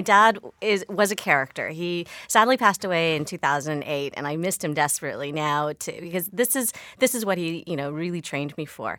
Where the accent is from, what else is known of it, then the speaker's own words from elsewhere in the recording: Victoria, British Columbia, Canada; I grew up in Victoria, BC